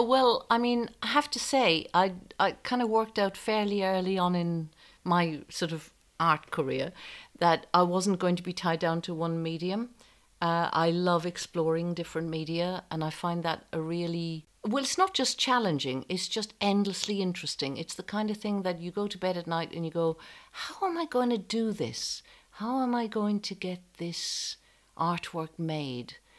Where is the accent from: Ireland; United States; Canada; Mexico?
Ireland; moved away as an adult; also born or lived in France / London; I knew I had to leave Ireland because there were no opportunities and I had an unhappy home life